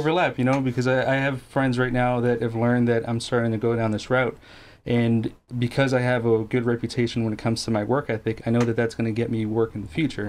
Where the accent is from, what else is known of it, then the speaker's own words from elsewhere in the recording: Guatemala; moved away; I wasn't born here. I'm from Guatemala